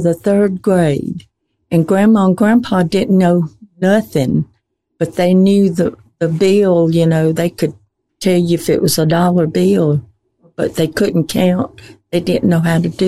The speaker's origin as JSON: {"language": "English", "town": "Poarch", "region": "Alabama", "country": "United States", "tie": "born or raised there", "said": "I was born and raised right there in Poarch, across the railroad."}